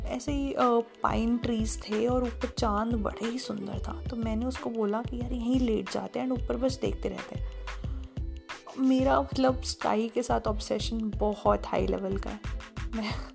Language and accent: Hindi; Bhiwani, Haryana, India; भिवानी मेरा home town है